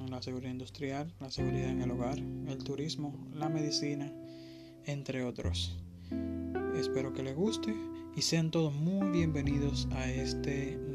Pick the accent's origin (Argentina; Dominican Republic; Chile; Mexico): Dominican Republic; soy de la República Dominicana